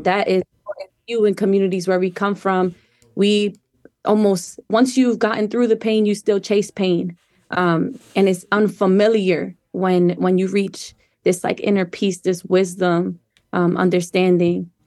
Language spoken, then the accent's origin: English; Wilmington, Delaware, United States; moved away as an adult; also born or lived in Colorado; I grew up in Wilmington, Delaware